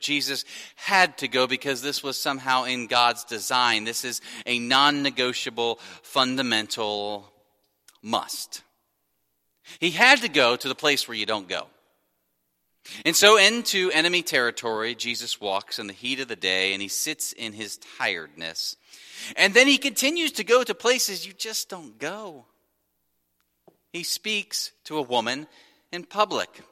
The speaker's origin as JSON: {"language": "English", "town": "Wyoming", "region": "Ohio", "country": "United States", "tie": "born or raised there", "said": "I grew up in Wyoming, Ohio, small municipal that shares a, uh, a long border with Laughlin, another small municipal"}